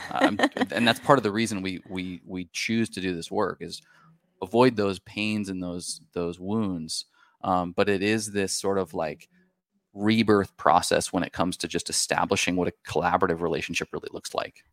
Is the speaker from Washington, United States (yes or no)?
yes; Washington, United States; We're from the Pacific Northwest, uh, up in Washington State.